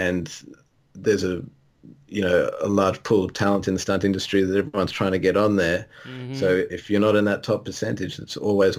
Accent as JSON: {"language": "English", "country": "Australia", "said": "you couldn't tell from my funny accent."}